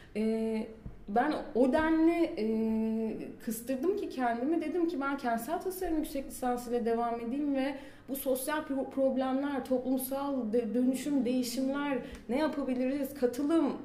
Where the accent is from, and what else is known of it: Mersin, Turkey; moved away as an adult; also born or lived in Istanbul